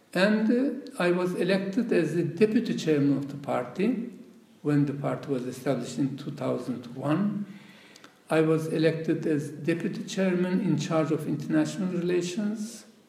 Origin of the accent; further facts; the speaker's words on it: Turkey; first language Laz; English is a second language; moved away as an adult; My mother tongue is not Turkish. Okay. It's a language spoken. It's a tribal language which has no alphabet, which is spoken uh, in the Caucasus.